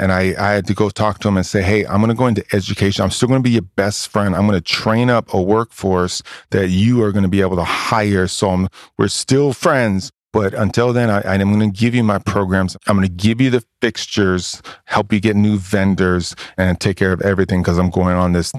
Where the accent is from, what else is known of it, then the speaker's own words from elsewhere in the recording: Hawaii, United States; also born or lived in Oakland, California; now in Texas, United States; I grew up in Hawaii, man. I went from Hawaii being the only white kid to Oakland being the only white kid.